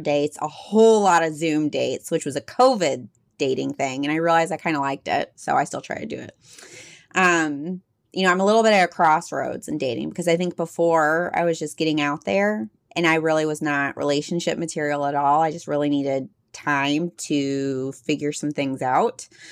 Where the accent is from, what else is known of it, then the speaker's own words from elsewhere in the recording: Texas, United States; accent: Texas mixed with some Midwest; moved away; also born or lived in Midwest; I grew up in Texas, which you might be able to hear a little bit my voice mixed with some Midwest